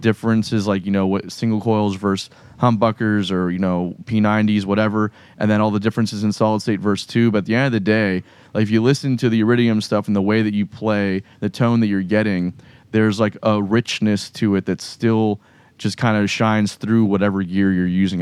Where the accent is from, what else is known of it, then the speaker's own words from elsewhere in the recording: South Florida, United States; moved away as an adult; now in Jacksonville, United States; I'm from South Florida so like, I was going to the jams in Miami and Fort Lauderdale and West Palm